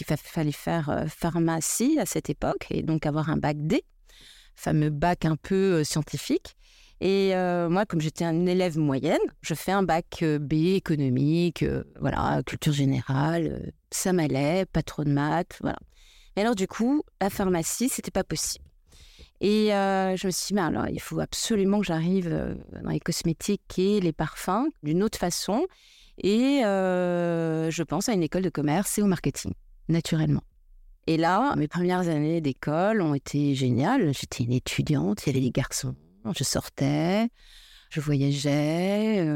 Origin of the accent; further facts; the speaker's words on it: Paris, Île-de-France, France; Et puis, je suis une petite parisienne aussi, pas très intéressée par, par ce que je fais à l'école.